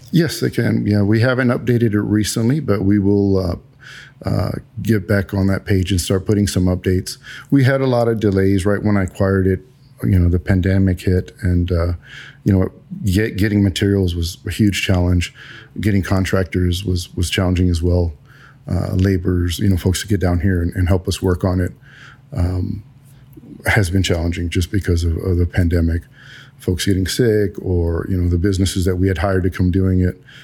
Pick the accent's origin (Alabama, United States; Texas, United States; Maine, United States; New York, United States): Texas, United States; San Antonio; also born or lived in Germany; I was born and raised in San Antonio.